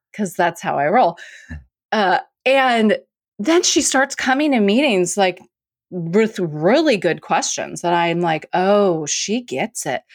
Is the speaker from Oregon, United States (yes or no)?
yes; Portland, Oregon, United States; I'm from Portland